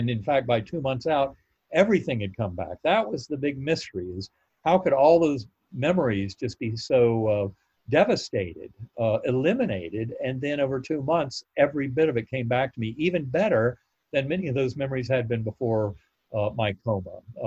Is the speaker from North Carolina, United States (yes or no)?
yes; North Carolina, United States; my Methodist church growing up in North Carolina